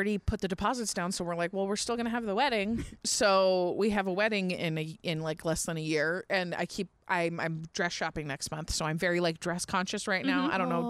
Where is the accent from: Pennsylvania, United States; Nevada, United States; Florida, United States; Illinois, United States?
Nevada, United States; Fallon; I'm from rural Nevada.